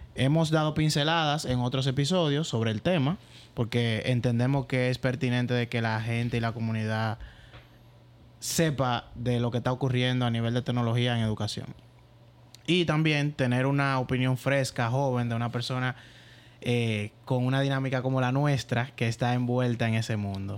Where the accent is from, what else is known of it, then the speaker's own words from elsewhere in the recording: San Juan, Dominican Republic; moved away; yo soy de San Juan, ¿verdad? Entonces tengo familia allá